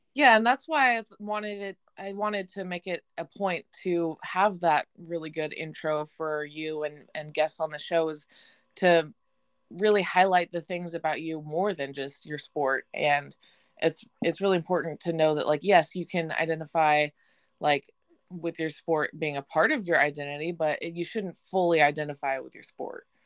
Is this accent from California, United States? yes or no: yes; Chico, California, United States; I'm from Chico